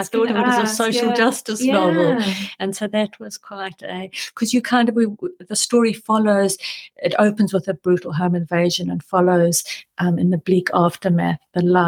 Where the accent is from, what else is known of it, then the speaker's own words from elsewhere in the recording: South Africa; moved away as an adult; now in New Zealand; growing up in South Africa